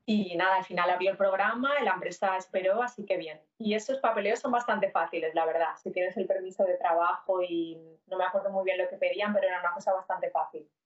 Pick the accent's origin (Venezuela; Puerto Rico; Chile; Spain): Spain; Castellón, Valencian Community; moved away as an adult; also born or lived in Alcoy; now in Montreal, Canada; soy una chica española que nací en Alcoy, pero viví casi toda mi vida hasta que vine aquí en Castellón. Y hace ya 10 años que llegué a Canadá, estoy ahora mismo en Montreal